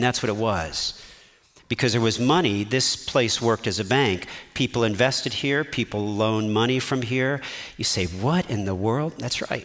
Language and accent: English; United States; as American citizens